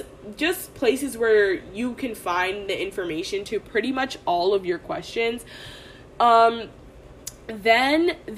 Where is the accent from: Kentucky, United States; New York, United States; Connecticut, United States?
Connecticut, United States; also born or lived in Sacramento, California; I'm originally from Connecticut